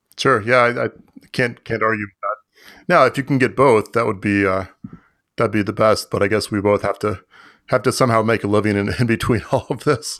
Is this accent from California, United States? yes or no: no; Florida, United States; I grew up in Florida